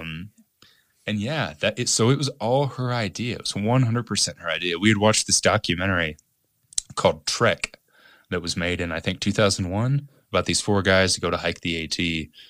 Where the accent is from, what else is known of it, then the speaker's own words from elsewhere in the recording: Evansville, Indiana, United States; moved away as an adult; my hometown in Evansville